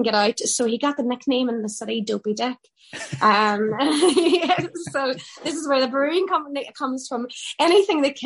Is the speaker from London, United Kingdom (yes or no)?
no; Derry, Northern Ireland, United Kingdom; it's a great trait that we have here in Derry